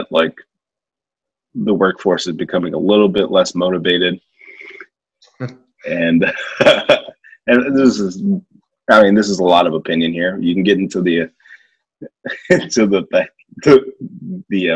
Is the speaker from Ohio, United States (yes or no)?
yes; Ohio, United States; We're from Ohio